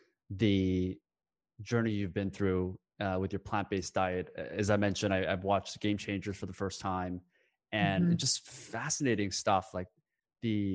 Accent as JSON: {"language": "English", "country": "South Korea", "tie": "born or raised there", "said": "I was born in South Korea"}